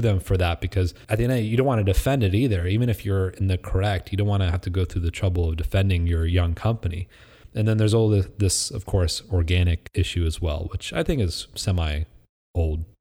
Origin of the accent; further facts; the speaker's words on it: Midwest, United States; I grew up in the Midwest.